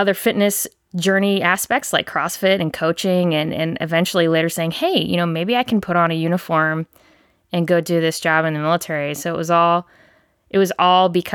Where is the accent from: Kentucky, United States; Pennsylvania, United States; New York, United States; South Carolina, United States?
South Carolina, United States; Charleston; I grew up in Charleston